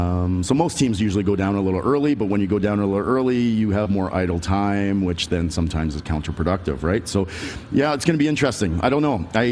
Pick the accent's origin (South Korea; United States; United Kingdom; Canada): Canada; I think that we still have that mindset as Canadians